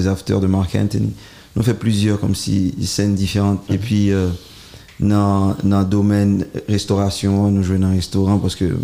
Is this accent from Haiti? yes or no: yes; Haiti; French is a second language; Bon, euh, moi, je suis haïtien, même j'avoue.